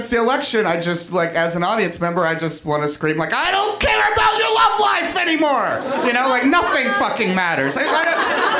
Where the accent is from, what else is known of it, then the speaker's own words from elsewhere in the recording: Kentucky, United States; moved away; I'm from Kentucky originally